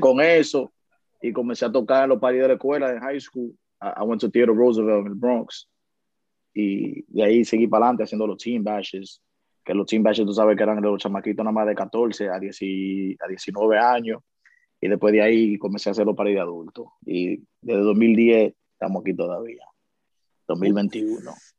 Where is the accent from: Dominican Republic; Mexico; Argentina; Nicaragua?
Dominican Republic; now in New York, United States; yo soy un dominicano, un dominicano normal que le gusta comer su mangú por la mañana